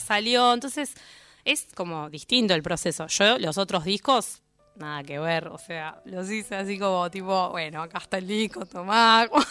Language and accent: Spanish; La Plata, Buenos Aires Province, Argentina; also born or lived in Lanús; yo soy de La Plata